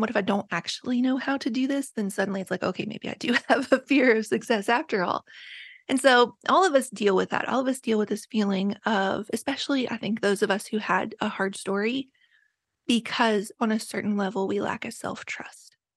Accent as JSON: {"language": "English", "area": "Appalachia", "region": "West Virginia", "country": "United States", "tie": "born or raised there", "moved": "yes", "said": "I was raised in Appalachia"}